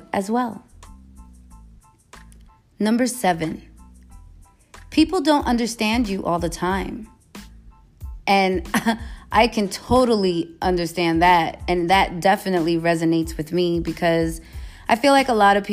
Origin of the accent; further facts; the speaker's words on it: New York City, New York, United States; also born or lived in Los Angeles / San Francisco Bay Area; now in Las Vegas, United States; I am from New York. I'm from the Bronx. Moved from the Bronx to LA, from LA to the Bay, from the Bay to Vegas